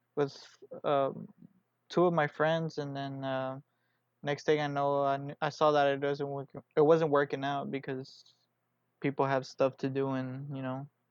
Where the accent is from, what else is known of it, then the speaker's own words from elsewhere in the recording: Houston, Texas, United States; I'm here from Houston, Texas